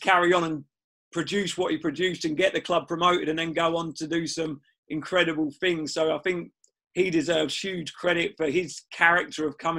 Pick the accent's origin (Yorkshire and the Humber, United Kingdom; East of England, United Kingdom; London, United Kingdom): East of England, United Kingdom; Cambridge; I just had my first child with my girlfriend at the time, and I'm from Cambridge, so it gave me the opportunity to move back, which we were looking to move back to the area.